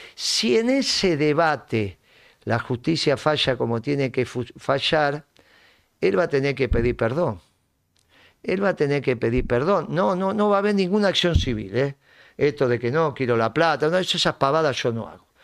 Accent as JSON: {"language": "Spanish", "country": "Argentina", "said": "nosotros somos argentinos y tenemos otra cultura"}